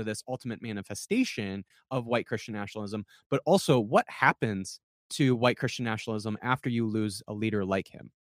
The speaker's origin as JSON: {"language": "English", "region": "South Dakota", "country": "United States", "tie": "born or raised there", "said": "the people I grew up with in South Dakota"}